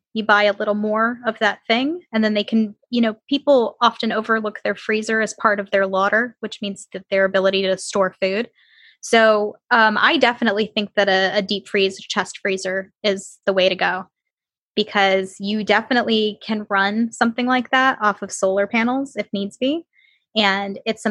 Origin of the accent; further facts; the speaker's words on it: Michigan, United States; moved away; I grew up in Michigan